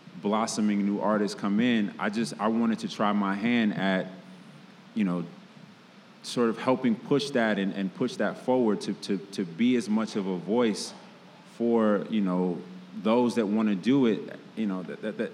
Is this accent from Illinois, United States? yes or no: yes; Chicago, Illinois, United States; I grew up in Chicago hip-hop culture and graffiti culture